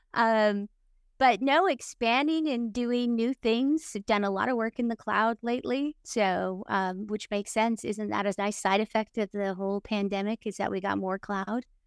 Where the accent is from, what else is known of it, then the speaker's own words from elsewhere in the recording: Utah, United States; moved away; I was from Utah